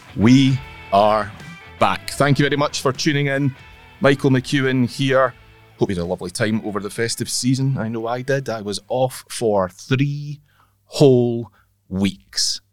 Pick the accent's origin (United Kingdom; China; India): United Kingdom; Northern Isles, Scotland; moved away; Growing up in the islands, albeit I didn't grow up in the Western Isles where it's prominent, I grew up in the Northern Isles